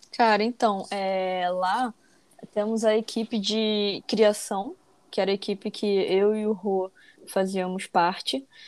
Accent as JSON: {"language": "Portuguese", "region": "Rio de Janeiro", "country": "Brazil", "said": "eu sou do Rio, carioca aí do, do trio"}